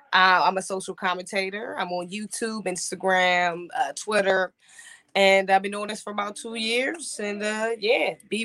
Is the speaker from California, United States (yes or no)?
no; Maryland, United States; moved away; also born or lived in North Carolina; I'm from Maryland, but I did spend a lot of my time, a lot of my life in North Carolina, about like 10 years. You know? So definitely North Carolina is like my second home.